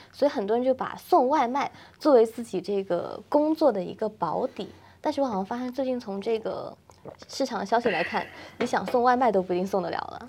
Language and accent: Chinese; Guangdong, China; 因为我是广东人嘛